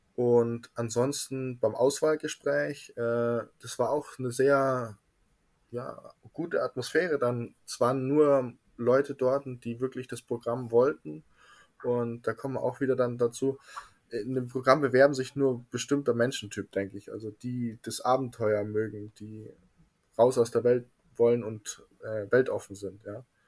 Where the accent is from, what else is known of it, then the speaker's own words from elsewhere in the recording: Munich, Bavaria, Germany; Ich komme aus München, genauer gesagt aus Trudeleck